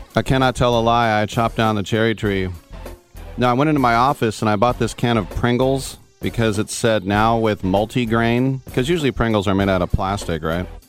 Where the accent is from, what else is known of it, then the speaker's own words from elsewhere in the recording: East Bay, California, United States; I'm from the East Bay